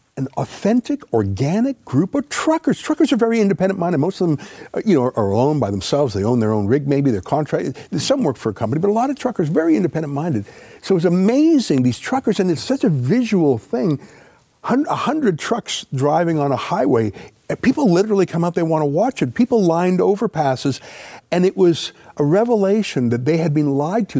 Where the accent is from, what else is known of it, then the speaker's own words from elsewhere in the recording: Canada; we're Canadian